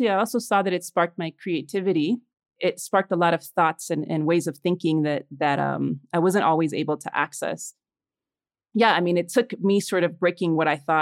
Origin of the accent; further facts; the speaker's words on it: Chicago, Illinois, United States; moved away as an adult; also born or lived in Los Angeles, United States; now in Mexico City, Mexico; I was born in Mexico City, but when I was four, my family and I immigrated to Little Village, a Mexican and Puerto Rican neighborhood in Chicago